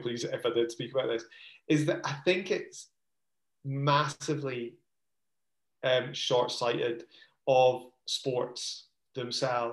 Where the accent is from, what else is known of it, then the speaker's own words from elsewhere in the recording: Scotland, United Kingdom; moved away as an adult; we were growing up in Scotland